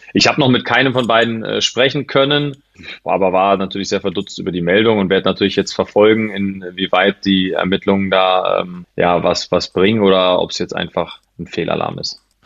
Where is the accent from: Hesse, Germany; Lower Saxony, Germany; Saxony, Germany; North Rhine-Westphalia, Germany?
Hesse, Germany; Schrecksbach; moved away as an adult; also born or lived in Alsfeld / Paderborn; now in Neukirchen, Germany; Nicht in Schrecksbach geboren, geboren in Alzfeld, weil es da ein Krankenhaus gibt. In Schrecksbach mhm. gibt es keins, aber in Schrecksbach wohlbehütet aufgewachsen